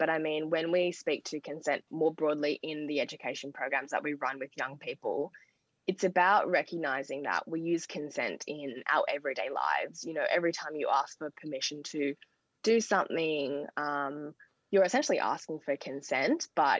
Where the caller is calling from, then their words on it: Sydney, New South Wales, Australia; I'm joining from Gadigal land tonight.